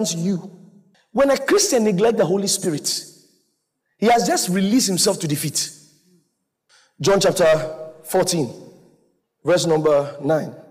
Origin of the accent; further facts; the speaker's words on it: Ghana; I'm from Ghana.